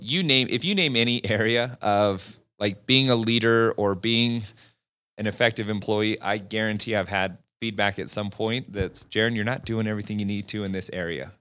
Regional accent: Farmington, Utah, United States; I grew up a couple miles away from Lagoon

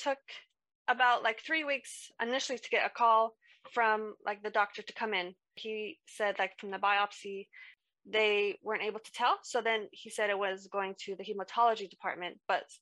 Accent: United States; moved away as an adult; now in United Kingdom; I'm from America, so I moved here to the UK in 2019

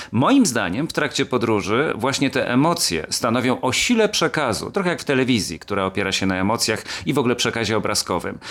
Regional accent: Kielce, Świętokrzyskie Voivodeship, Poland; moje rodzinne miasto nazywa się Kielce

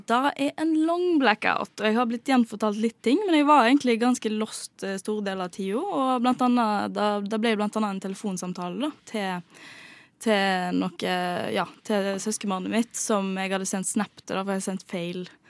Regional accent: Bømlo, Vestland, Norway; jeg kommer fra Bømlo på Vestlandet

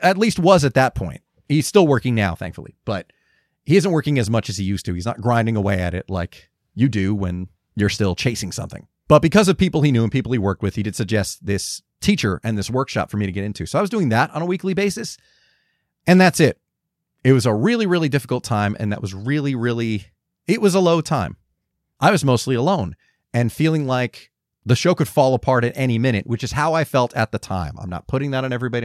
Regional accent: Georgia, United States; moved away; also born or lived in Los Angeles; me being a, a Georgian

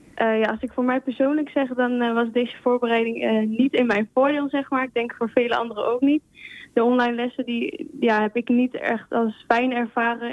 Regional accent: Spain; now in Netherlands; Spanje, ik kom uit Spanje.

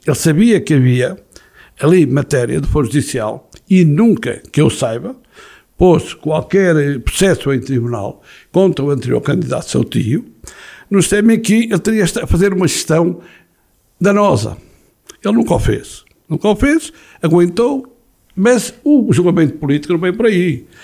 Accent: Castro Daire, Norte, Portugal; eu fui criado no Rio Paiva

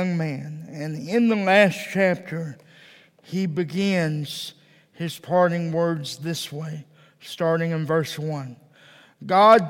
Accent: Texas, United States; now in Provo, United States; I'm originally from Texas

